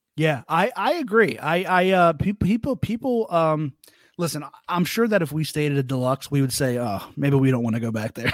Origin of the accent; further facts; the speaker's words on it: Camden County, New Jersey, United States; I am from Jersey. Uh, I am from, uh, Camden County, right outside of, uh, Philly.